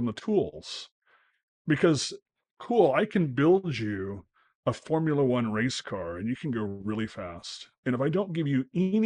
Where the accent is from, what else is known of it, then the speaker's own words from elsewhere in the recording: United States; an American